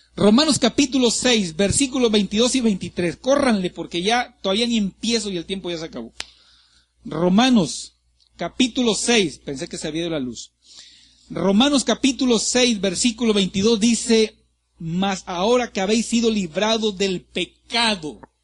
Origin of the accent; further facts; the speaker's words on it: Ciudad Madero, Tamaulipas, Mexico; moved away; Yo soy de Ciudad Madero, Tamaulipas